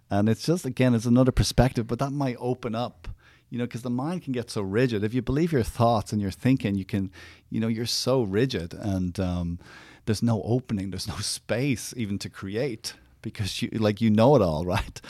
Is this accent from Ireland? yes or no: yes; Ireland; Growing up, I grew up in Ireland